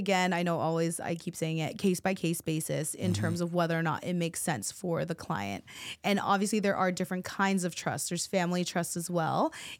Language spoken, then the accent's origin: English; Philippines; My mom is a nurse. I'm Filipino, so, you know, I was forced that way.